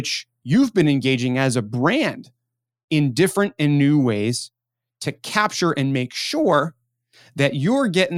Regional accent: Baltimore, Maryland, United States; now in Pittsburgh, United States; I grew up in Baltimore

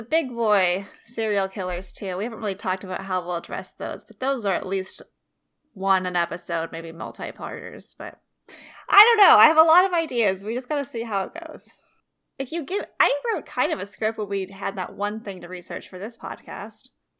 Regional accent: Fresno, California, United States; It's my hometown murder. Well, it's one of my hometown murders, because Fresno has a lot.

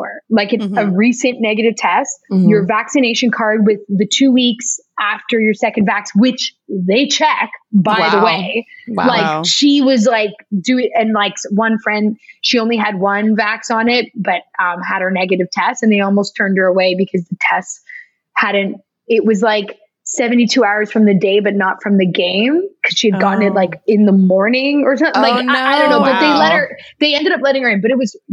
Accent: Toronto, Ontario, Canada; now in Los Angeles, United States; my husband and I are both from Toronto

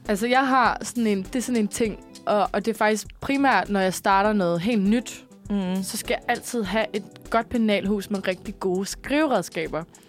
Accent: Copenhagen, Capital Region of Denmark, Denmark; mit barndomshjem. Min, øh, min mor og far i sin tid, de boede inde, på, øh, inde, øh, sådan, inde ved, på Vesterbro

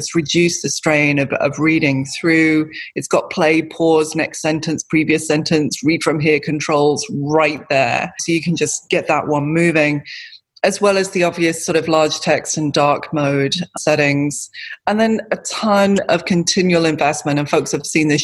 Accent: United Kingdom; I'm British

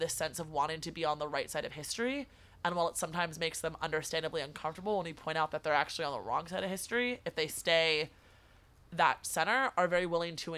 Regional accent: California, United States; as a woman, as a Californian

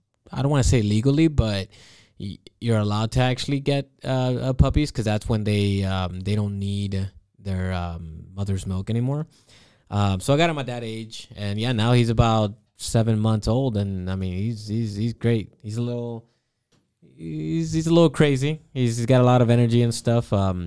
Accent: Florida, United States; So I grew up in Florida.

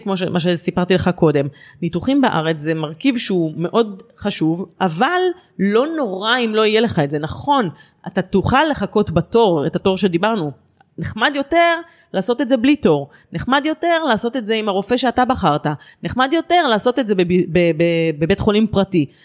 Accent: Rishon LeZion, Central District, Israel; אני גרה בראשון לציון מאז שנולדתי בערך

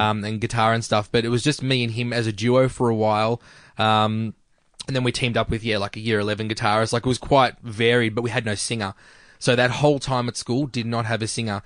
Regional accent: Melbourne, Victoria, Australia; also born or lived in Brunswick, Melbourne / Doreen, Victoria / Mernda, Victoria; Greensboro for ages, grew up in Greensboro

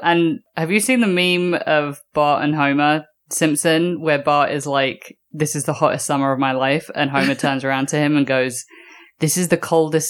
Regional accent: London, United Kingdom; moved away; I love my hometown.

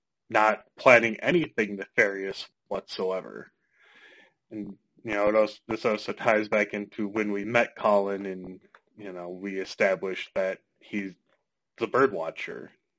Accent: Minnesota, United States; I'm from Minnesota.

